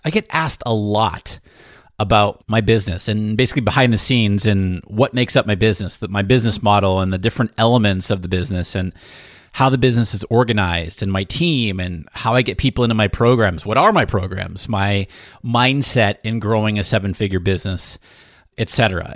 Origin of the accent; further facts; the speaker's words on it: New Hampshire, United States; I grew up in New Hampshire and my dad, very blue collar family, okay? So very middle class in New Hampshire, small town in New Hampshire.